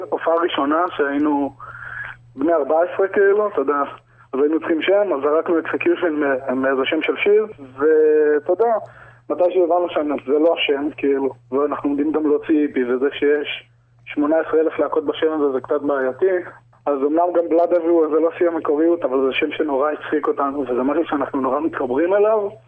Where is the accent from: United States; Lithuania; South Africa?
South Africa; now in Israel; נולדתי בדרום אפריקה. אוקיי. אז אה, ככה, מקום אקזוטי, שם אקזוטי.